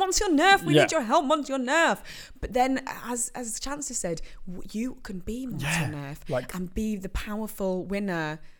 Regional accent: Yorkshire and the Humber, United Kingdom; accent: Yorkshire; similar Yorkshire friends have found actually not doing a very English accent, but actually going for like. Pure Yorkshire.

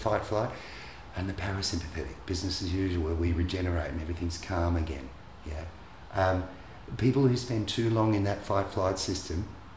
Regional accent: Australia; I grew up in Australia.

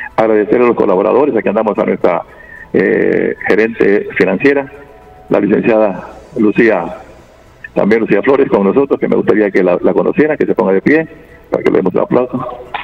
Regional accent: Santa Rosa de Lima, La Unión, El Salvador; Santa Rosa de Lima, de donde yo soy originario

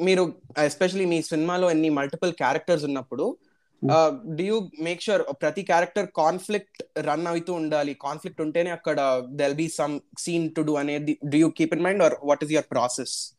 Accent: Hyderabad, Telangana, India; నేను నాది హైదరాబాద్

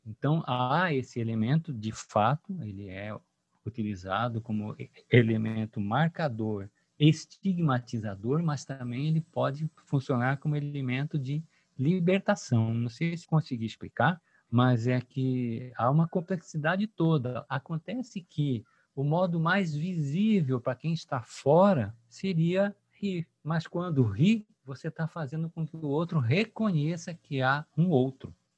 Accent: Cuiabá, Mato Grosso, Brazil; accent: cuiabano; also born or lived in São Paulo / Rio de Janeiro; Eu sou cuiabano, nasci aqui, a minha mãe é de Minas Gerais e fui estudar em São Paulo e depois no Rio de Janeiro.

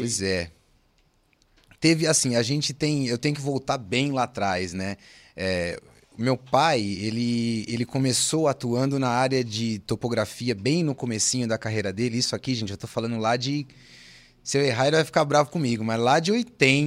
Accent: São Paulo, Brazil; eu sou de São Paulo, né, gente? O Giovanni comentou, sou nascido em São Paulo, capital, sou de São Paulo

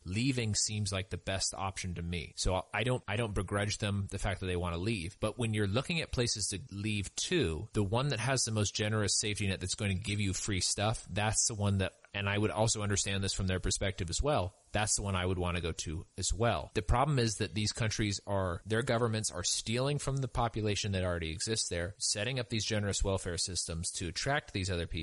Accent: California, United States; I sort of think of myself as a Californian

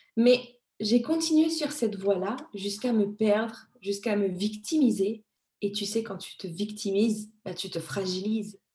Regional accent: Madagascar; je suis née à Madagascar

